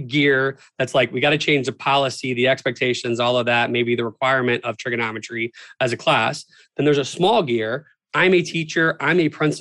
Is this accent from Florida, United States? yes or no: yes; Florida, United States; moved away; I'm from Florida originally.